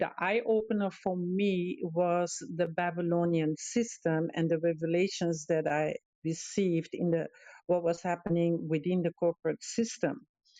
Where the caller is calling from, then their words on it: Canary Islands, Spain; I'm calling in from Gran Canaria, which is the Canary Islands.